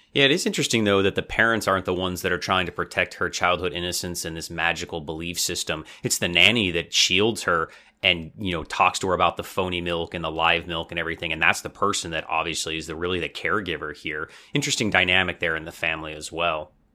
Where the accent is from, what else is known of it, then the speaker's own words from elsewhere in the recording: United States; as an American